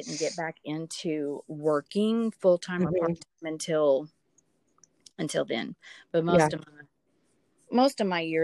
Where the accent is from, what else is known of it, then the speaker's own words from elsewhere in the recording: Dallas, Texas, United States; I grew up in Dallas